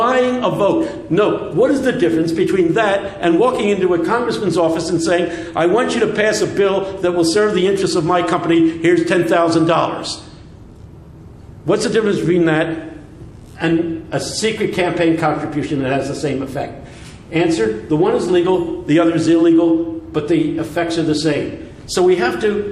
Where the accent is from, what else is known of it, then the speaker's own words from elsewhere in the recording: United States; I'm speaking as an American